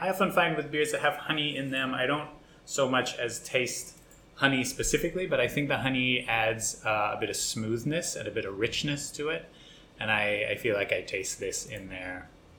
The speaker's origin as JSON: {"language": "English", "country": "Australia", "tie": "born or raised there", "said": "Maybe our listeners don't know, but I grew up in Australia."}